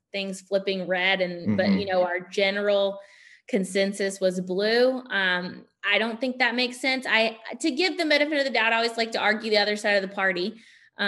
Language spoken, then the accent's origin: English; Hillsborough, North Carolina, United States; now in Durham, United States; I grew up in Hillsborough. I live in Durham now